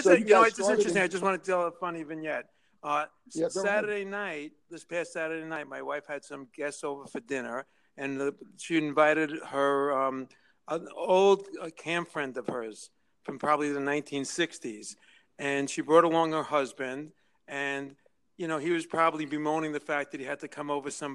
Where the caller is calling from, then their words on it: New York City, New York, United States; I'm calling from Manhattan.